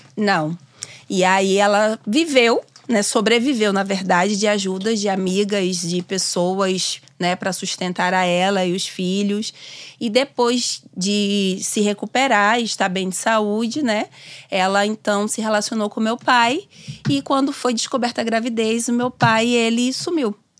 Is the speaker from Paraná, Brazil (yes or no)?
no; Simões Filho, Bahia, Brazil; also born or lived in Salvador; Nasci em Salvador. Vivi a minha vida né, até os meus 19 anos numa cidade chamada Simões Filho, que é uma cidade próxima a Salvador.